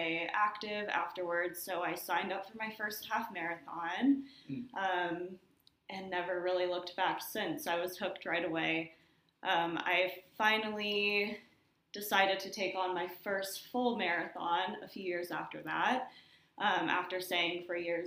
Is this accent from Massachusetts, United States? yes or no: no; Washington, United States; moved away as an adult; now in Nashville, United States; I'm coming from Washington State